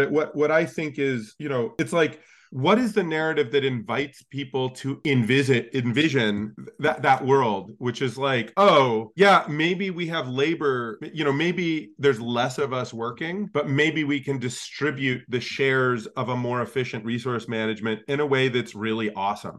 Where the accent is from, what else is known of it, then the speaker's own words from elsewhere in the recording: Alaska, United States; I grew up in Alaska